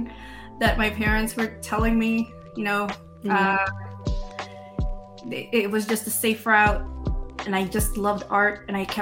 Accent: New York City, New York, United States; I grew up in Queens, in New York

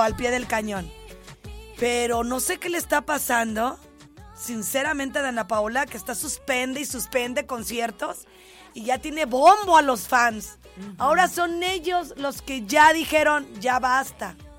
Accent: Ciudad Guzmán, Jalisco, Mexico; el lugar donde yo nací

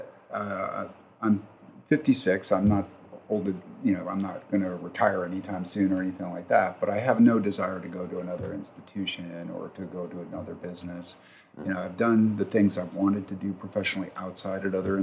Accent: Wilkes-Barre Scranton area, Pennsylvania, United States; moved away; I grew up in the Wilkes-Barre Scranton area

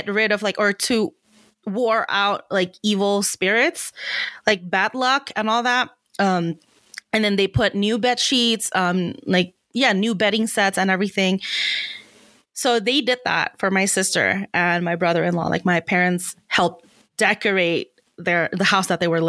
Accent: Indonesia; moved away; I come from a Chinese background and I grew up in Indonesia

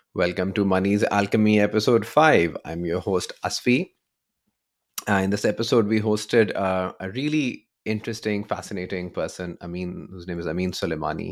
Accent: Pakistan; I'm, I'm from Pakistan, born and raised

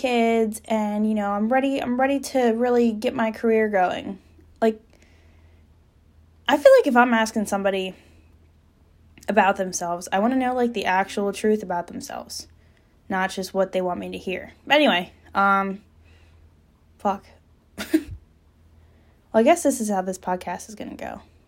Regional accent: Trenton, New Jersey, United States; now in Cape May County, United States; I'm 23, I'm really originally from Trenton, New Jersey, but now I live in Cape May County.

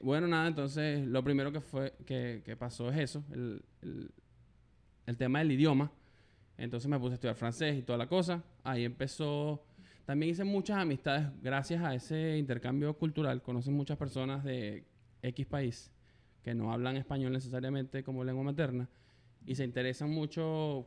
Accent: Valencia, Carabobo, Venezuela; moved away as an adult; now in Canada; soy venezolano, por el acento ya lo saben, este, de Valencia.

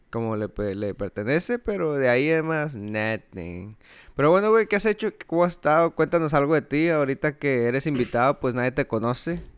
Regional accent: Ciudad Juárez, Chihuahua, Mexico; moved away; yo crecí en Juárez

